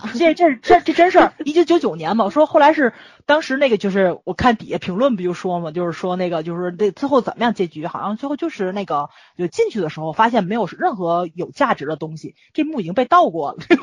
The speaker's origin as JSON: {"language": "Chinese", "country": "China", "said": "咱们就是大陆的文化可能跟其他地方不一样"}